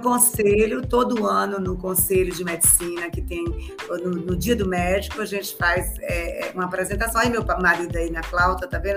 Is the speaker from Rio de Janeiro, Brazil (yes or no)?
no; Bahia, Brazil; esse estado onde eu me criei e onde eu consegui tudo, ter meus filhos, minha vida, minha família, meus amigos.